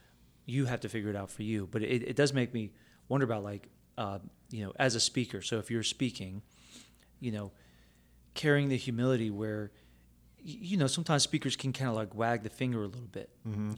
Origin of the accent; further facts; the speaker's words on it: Philippines; because I'm Filipino, you know?